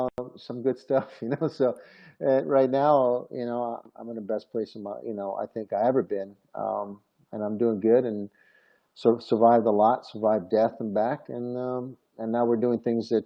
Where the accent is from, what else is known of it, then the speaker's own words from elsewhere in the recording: Rome, Lazio, Italy; I was born in Rome, Italy.